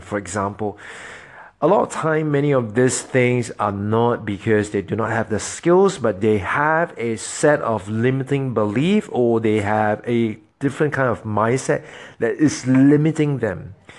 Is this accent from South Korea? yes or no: no; Singapore; moved away as an adult; I am formerly, I am originally from Singapore. I'm from Singapore